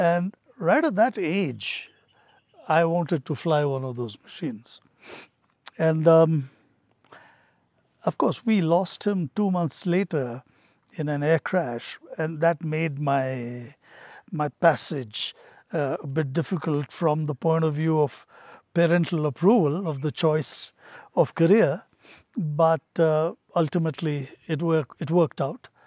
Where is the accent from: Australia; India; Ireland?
India; Hyderabad, Telangana; also born or lived in Patiala; I was born just after partition and I was born in Patiala. All my relatives are up north, but I was raised in Hyderabad.